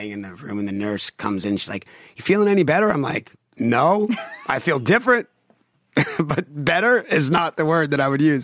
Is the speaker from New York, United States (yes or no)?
yes; Long Island, New York, United States; I grew up on Long Island